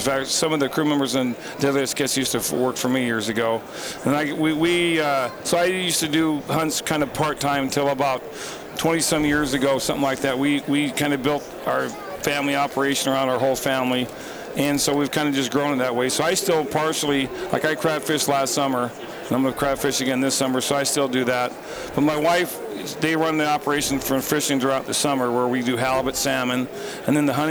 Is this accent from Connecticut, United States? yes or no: no; Kodiak, Alaska, United States; I was born and raised in Kodiak, Alaska